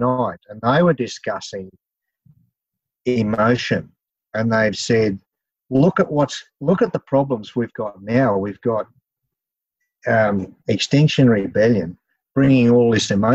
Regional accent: Grafton, New South Wales, Australia; Clarence River, I'm from Grafton

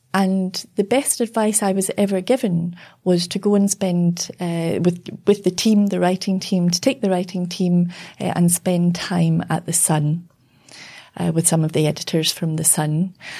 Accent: United Kingdom; now in Australia; growing up in Britain, you know, in the, uh, the seventies, early eighties.

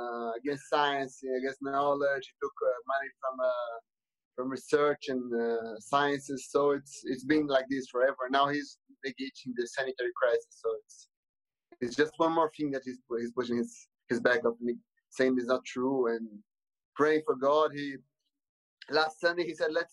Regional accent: Brazil; I'm from Brazil

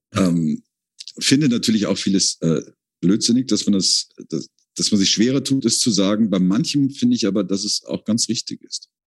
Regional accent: Rhineland, Germany; moved away as an adult; now in Vienna, Austria; ich bin Rheinländer

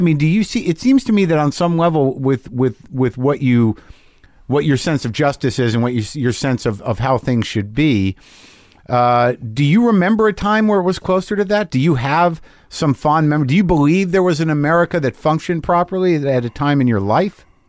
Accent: New Mexico, United States; I grew up in New Mexico

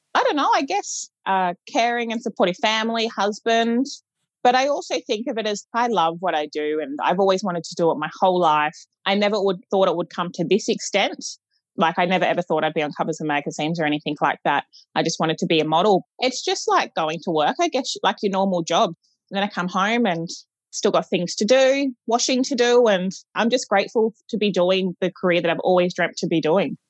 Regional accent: Gold Coast, Queensland, Australia; I'm from the Gold Coast

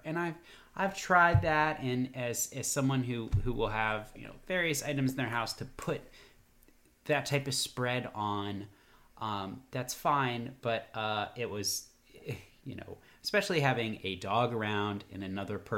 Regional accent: Virginia, United States; now in Atlanta, United States; I'm from Virginia

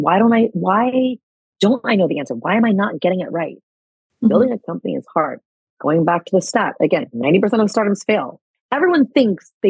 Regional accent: United States; also born or lived in California; now in New York, United States; by nature of my being American, I can live and work here

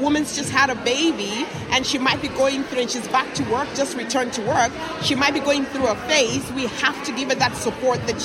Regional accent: Nigeria; now in Ireland; I'm from Nigeria originally. I live in such and such place

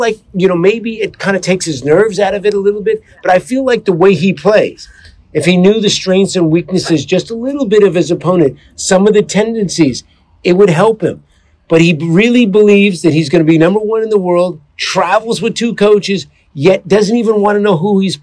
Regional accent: outside of Berkeley, California, United States; I grew up outside of Berkeley, California

